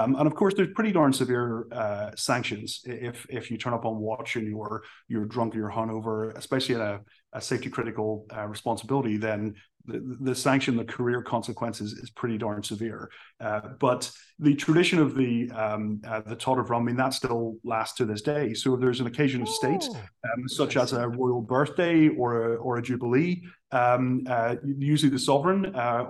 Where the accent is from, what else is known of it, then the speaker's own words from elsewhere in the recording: Belfast, Northern Ireland, United Kingdom; moved away as an adult; I originally from Belfast in Northern Ireland, joined the Navy to really get out of my hometown